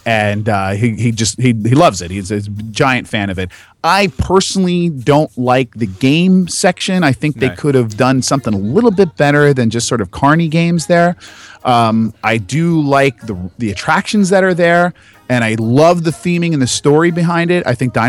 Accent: New Jersey, United States; I'm from Jersey.

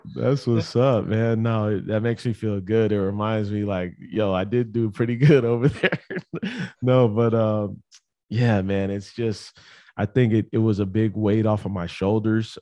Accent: San Diego, California, United States; moved away as an adult; also born or lived in Las Vegas; I grew up in San Diego, California, went to Poway High School

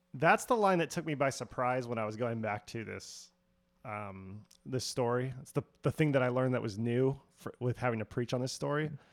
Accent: United States; I like being an American

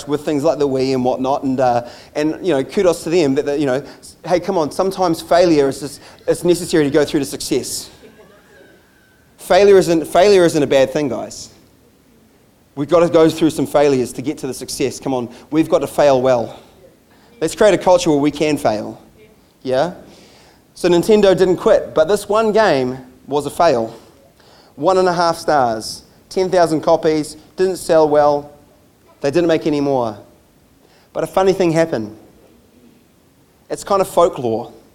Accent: United States; moved away; I grew up in the States, and so baseball cards were a thing for me

